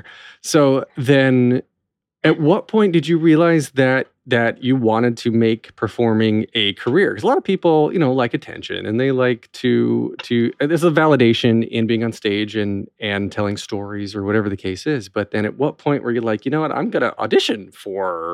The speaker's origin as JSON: {"language": "English", "town": "North Wilkesboro", "region": "North Carolina", "country": "United States", "said": "from North Wilkesboro originally"}